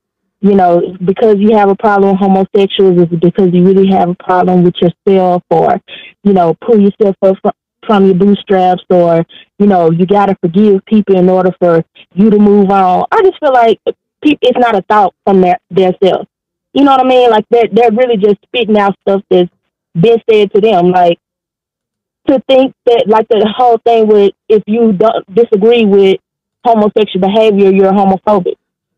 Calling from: Arkansas, United States; I'm calling from Arkansas.

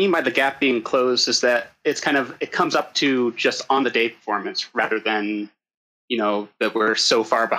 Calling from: Richfield, Idaho, United States; I'm calling from Richfield, Idaho.

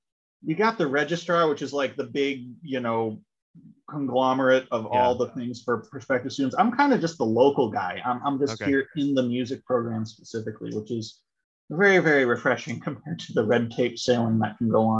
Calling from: Amherst, Massachusetts, United States; I'm calling in from the University of Massachusetts Amherst, where I'm the director of admissions for the music program.

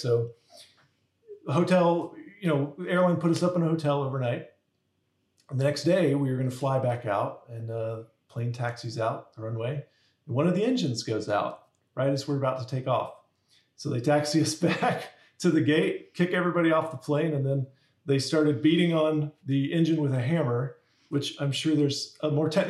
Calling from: Greenville, South Carolina, United States; I'm actually in Greenville, South Carolina.

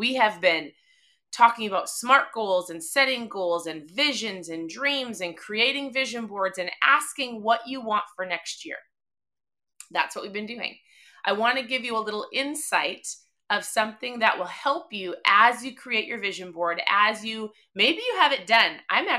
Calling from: Minnesota, United States; I'm tuning in from Minnesota. It's probably negative 10. I don't even know. It feels like we live in Antarctica, which I feel like we do.

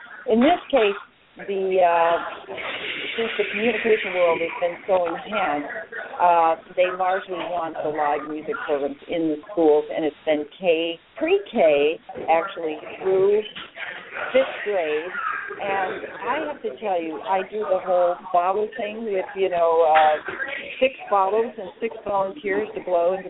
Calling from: Dubuque, Iowa, United States; I am calling from Dubuque, Iowa, and this is a residency that I have done three times before

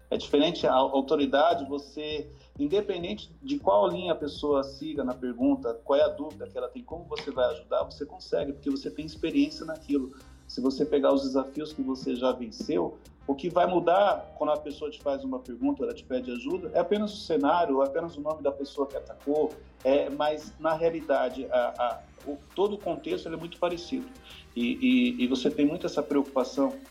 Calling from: Mozambique; Eu falo de Moçambique.

